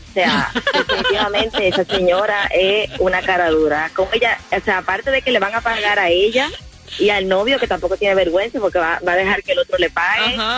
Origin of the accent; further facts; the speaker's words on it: Miami, Florida, United States; born there; Mis padres son cubanos de Matanza, yo nací en Miami. I'm a 305 girl.